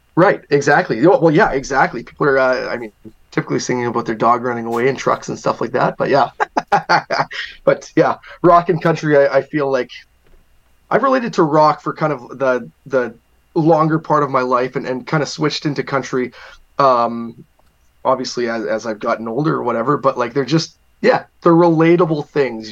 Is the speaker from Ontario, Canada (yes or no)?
no; Binscarth, Manitoba, Canada; A town called Binscarth, Manitoba. There was around 350 people there when I grew up